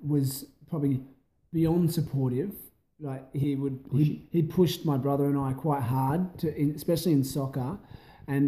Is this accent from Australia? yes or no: yes; near Jervis Bay, East Coast, New South Wales, Australia; also born or lived in Broken Hill; now in Adelaide, Australia; I grew up on the East Coast